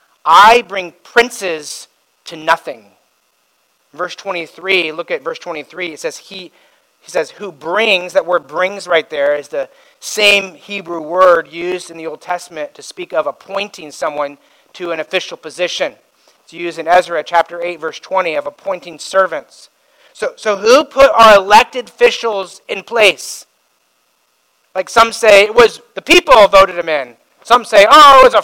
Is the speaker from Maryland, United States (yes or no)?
no; Indiana, United States; now in Simi Valley, United States; I grew up in Indiana